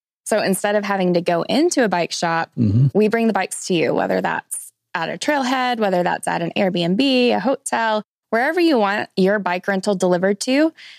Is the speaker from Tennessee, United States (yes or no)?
yes; Northeast Tennessee, United States; moved away as an adult; also born or lived in Reno, Nevada; now in Bentonville, United States; So I grew up in Northeast Tennessee. So, and I did all sorts of outdoor stuff growing up on a farm and just, we spent a lot of time outside.